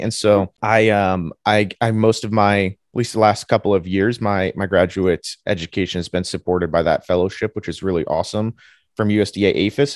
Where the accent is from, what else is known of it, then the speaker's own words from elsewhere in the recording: New Jersey, United States; moved away as an adult; also born or lived in Ohio, United States; I'm from New Jersey originally